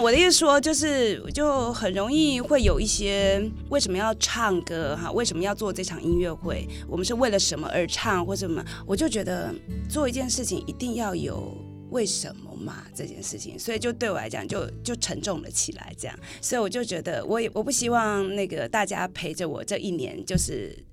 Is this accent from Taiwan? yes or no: yes; Hsinchu, Taiwan; accent: Hakka accent (Hailu); 我是新竹的客家人， 而且我是海陆腔的